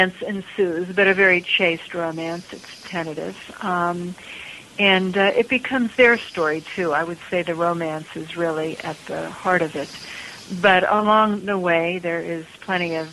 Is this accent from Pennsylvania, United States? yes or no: yes; Pittsburgh, Pennsylvania, United States; Pittsburgh, which is my hometown